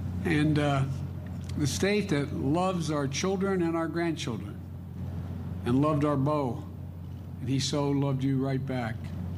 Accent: Delaware, United States; I'll always be a proud son of the state of Delaware.

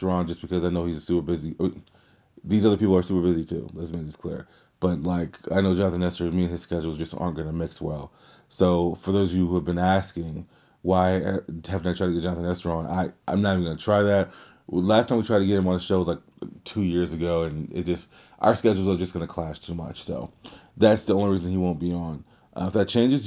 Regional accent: Louisiana, United States; also born or lived in Atlanta, Georgia; I'm from Louisiana

